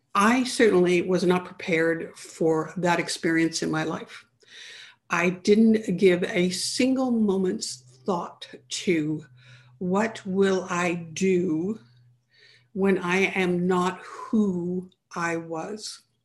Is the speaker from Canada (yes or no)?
yes; Canada; I grew up in Canada